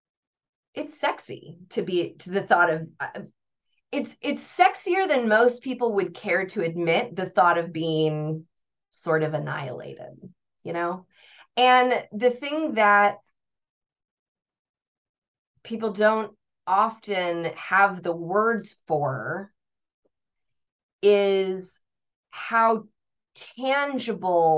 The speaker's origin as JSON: {"language": "English", "country": "United States", "said": "I'm American"}